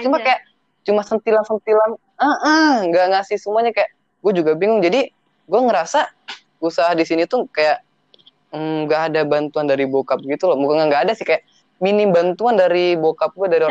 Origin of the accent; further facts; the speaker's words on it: South Tangerang, Banten, Indonesia; moved away as an adult; now in Padang, Indonesia; gue rumah gue di Melati di BSD